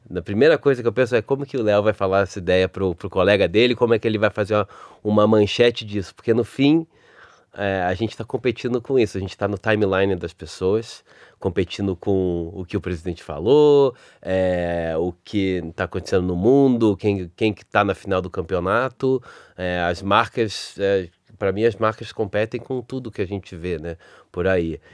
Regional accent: Rio de Janeiro, Brazil; accent: carioca; o meu sotaque carioca

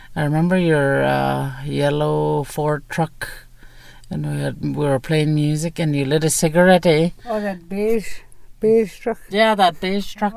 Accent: Fort St. James, British Columbia, Canada; also born or lived in Takla; I grew up off reserve um, in a small community called Fort St. James.

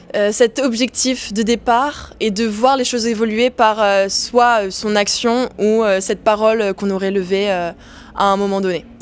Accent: Mauritius; moved away as an adult; now in Paris, France; j'ai grandi à Maurice, donc euh, une petite île perdue au milieu l'océan Indien

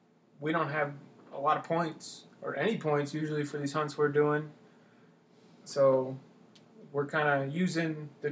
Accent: Massachusetts, United States; moved away as an adult; now in Colorado, United States; I'm from Massachusetts.

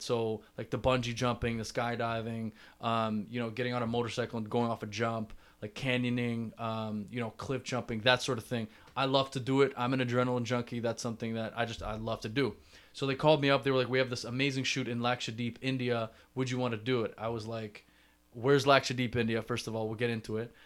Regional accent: Toronto, Ontario, Canada; I'm from Toronto

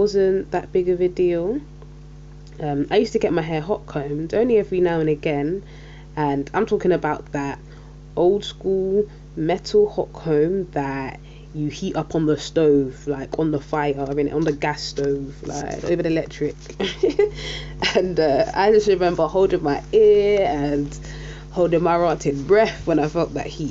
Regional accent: London, United Kingdom; I'm from South London and I'm Caribbean. My mum's Jamaican and my dad's Saint Lucian

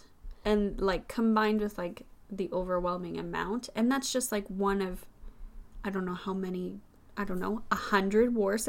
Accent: Saskatchewan, Canada; my hometown in Saskatchewan

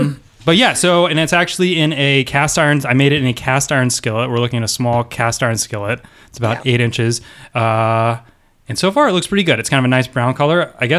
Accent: the South, United States; I grew up in the South, so related to my Southern cultural heritage

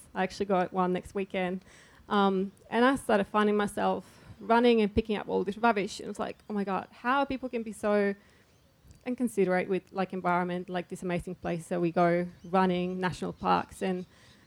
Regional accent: Chile; now in Melbourne, Australia; I come from Chile

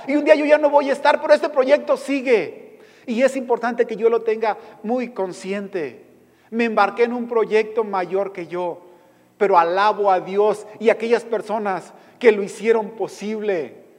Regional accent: Mexico; como mexicano

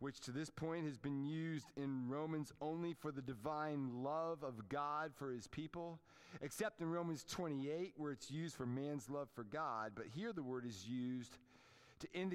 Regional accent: Washington, District of Columbia, United States; moved away; Growing up in the Washington, D.C. area, we were Redskins fans

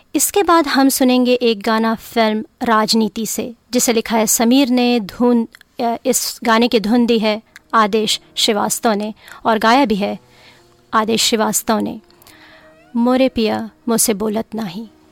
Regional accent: Mahasamund, Chhattisgarh, India; moved away; also born or lived in Raipur; अपने बचपन की जगह हमेशा साथ लेकर चलते हैं हम और मैं अपने साथ लेकर चलती हूँ मेरे गांव महासमुंद मेरे शहर रायपुर और छत्तीसगढ़ की मिट्टी की खुशबू

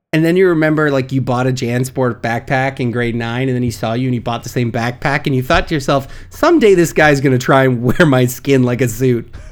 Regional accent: Canada; as a Canadian

